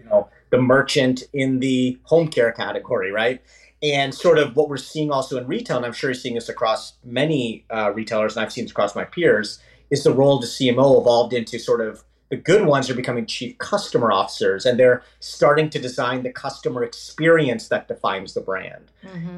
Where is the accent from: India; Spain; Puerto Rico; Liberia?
India; also born or lived in Canada; now in United States; a classic sort of first generation um, immigrant that came to actually Canada. I'm actually Canadian by citizenship, but born in India, and eventually made my way to the U.S.